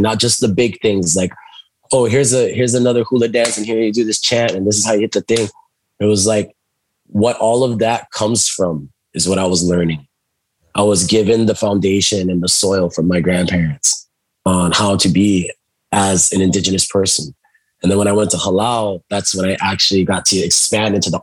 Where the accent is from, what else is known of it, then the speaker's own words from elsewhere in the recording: Molokai, Hawaii, United States; I was growing up on the islands and, you know, I moved around, you know, with my mother too. And I was raised by my grandparents for a time. And so it was on the island of Molokai.